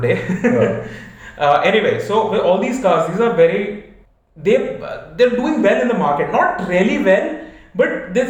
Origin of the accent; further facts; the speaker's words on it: India; We are Indian.